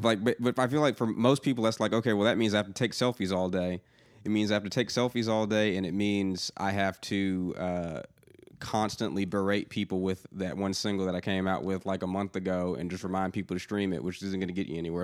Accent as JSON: {"language": "English", "area": "outside of Atlanta", "region": "Georgia", "country": "United States", "tie": "born or raised there", "moved": "yes", "lives_now": "Nashville, United States", "said": "I grew up outside of Atlanta"}